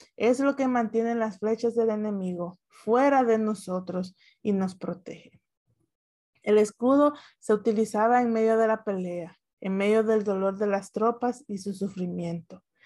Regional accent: Dominican Republic; yo soy dominicana

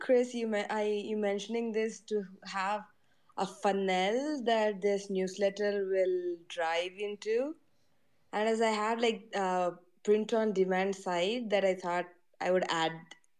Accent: India; I'm being from India

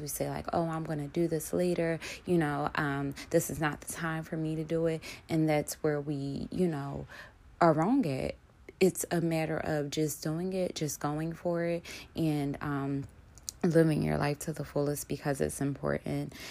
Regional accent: Philadelphia, Pennsylvania, United States; I grew up in Philly all of my life

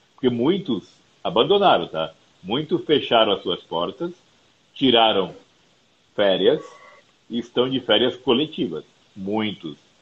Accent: Campo Grande, Mato Grosso do Sul, Brazil; now in São Paulo, Brazil; Moro, moro, moro em São Paulo há 12 anos já. Sou de Campo Grande, no Mato Grosso do Sul

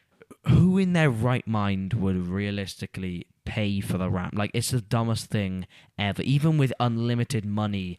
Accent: Pontypridd, Wales, United Kingdom; born or raised there

